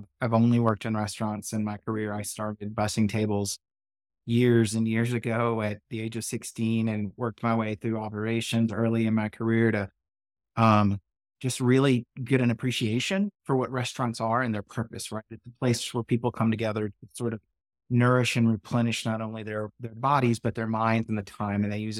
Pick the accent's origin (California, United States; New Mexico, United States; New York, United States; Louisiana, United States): Louisiana, United States; Shreveport; My brother actually bartended on the border where I grew up in Shreveport. Louisiana.